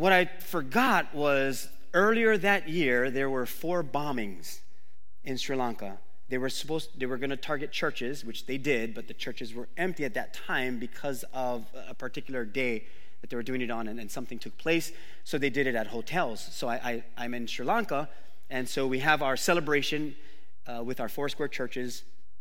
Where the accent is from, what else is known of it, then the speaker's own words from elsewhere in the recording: Oahu, Hawaii, United States; That's the Waimanalo in me. I grew up on Oahu.